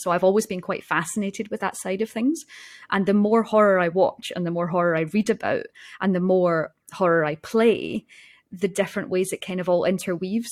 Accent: Scotland, United Kingdom; born or raised there

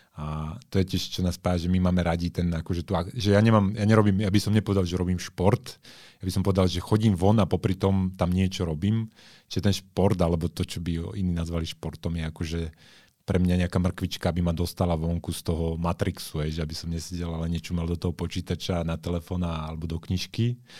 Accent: Žilina, Žilina Region, Slovakia; moved away; also born or lived in Bratislava; ja som pôvodne zo Žiliny

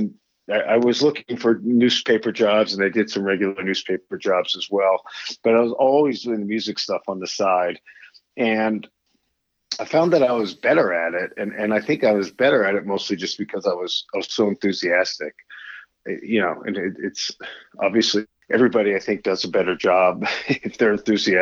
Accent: Pittsburgh, Pennsylvania, United States; moved away as an adult; also born or lived in New Jersey / China; I grew up in Squirrel Hill, Pittsburgh, Pennsylvania

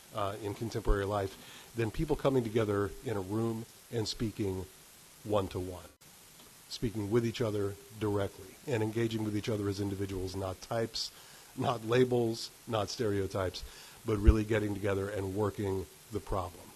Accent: West Virginia, United States; also born or lived in Arizona; I'm from West Virginia

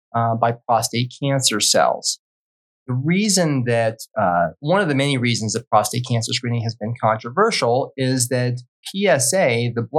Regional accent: Wyoming, United States; moved away as an adult; also born or lived in Colorado Springs, Colorado / Philadelphia, Pennsylvania / San Antonio, Texas; now in Treasure Valley, Idaho, United States; I grew up in Wyoming

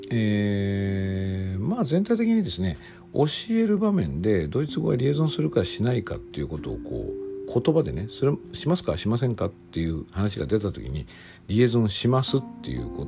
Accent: Japan; first language Japanese

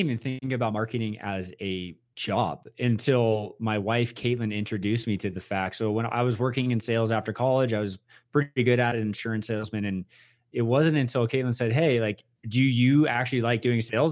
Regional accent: Westlake Village, California, United States; I am from Westlake Village, California

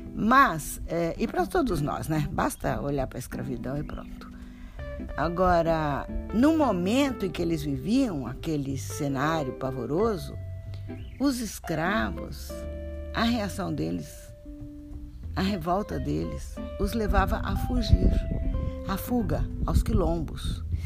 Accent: Brazil; cada um de nós como bons brasileiros e bons latino-americanos

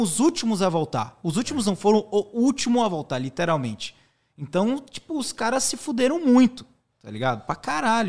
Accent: Teixeira de Freitas, Bahia, Brazil; moved away; also born or lived in Salvador / United States; sou natural de Teixeira de Freitas, é uma cidade no extremo sul da Bahia

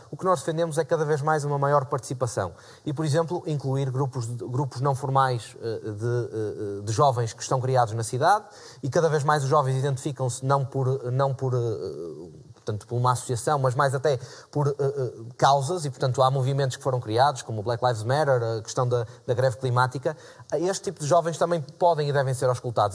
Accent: Porto, Norte, Portugal; eu sou do Porto

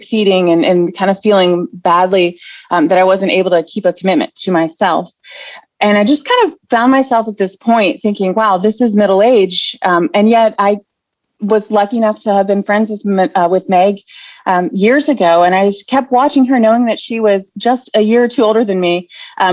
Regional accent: West Virginia, United States; moved away as an adult; I am originally from West Virginia, but moved around with my husband in the military

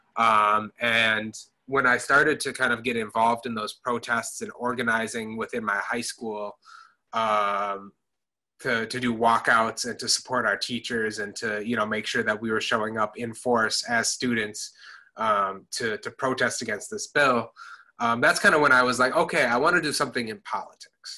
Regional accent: Madison, Wisconsin, United States; moved away as an adult; I grew up in Madison, Wisconsin. Um, lived there um, for first 18 years of my life.

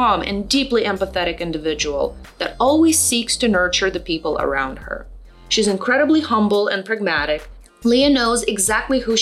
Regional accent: San Jose, California, United States; I was born and raised in San Jose.

